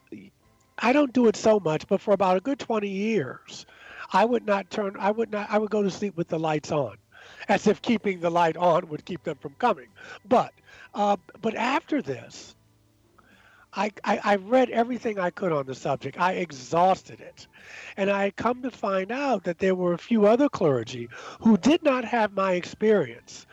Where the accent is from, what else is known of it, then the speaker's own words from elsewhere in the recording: Baltimore, Maryland, United States; moved away as an adult; also born or lived in New York City; now in Asheville, United States; growing up in Baltimore